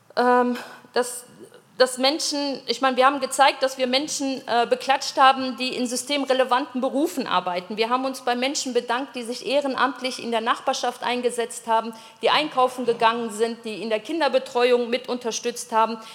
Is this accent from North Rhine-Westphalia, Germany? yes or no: yes; Düsseldorf, North Rhine-Westphalia, Germany; now in Innsbruck, Austria; in Düsseldorf zum Beispiel, in meiner Heimatstadt